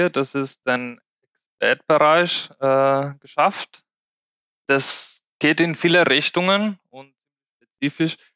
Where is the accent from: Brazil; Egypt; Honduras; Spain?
Spain; German is a second language; now in Germany; Ich komme ursprünglich aus Spanien, bin gebürtiger Spanier. Und vor neun Jahren kam ich nach Deutschland mit dem Ziel, Deutsch zu lernen.